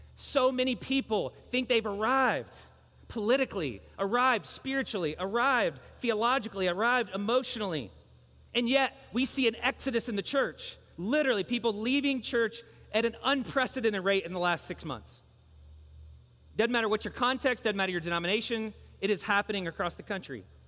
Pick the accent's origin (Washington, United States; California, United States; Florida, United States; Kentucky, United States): Kentucky, United States; Louisville; I grew up in Louisville.